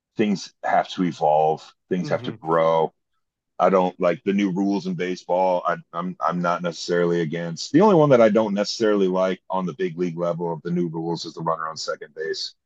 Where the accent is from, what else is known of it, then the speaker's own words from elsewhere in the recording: Toledo, Ohio, United States; now in Columbus, United States; didn't grow up in Columbus. I grew up in the Toledo area